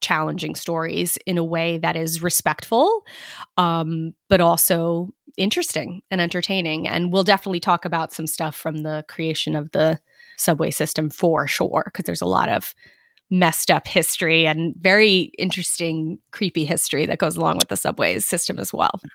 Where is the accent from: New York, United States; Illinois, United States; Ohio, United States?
New York, United States; New York City; I am from Brooklyn